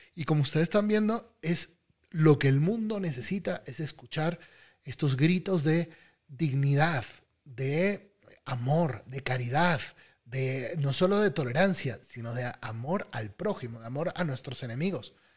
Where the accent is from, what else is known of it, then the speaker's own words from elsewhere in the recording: Venezuela; Yo soy venezolano, en mi país está sufriendo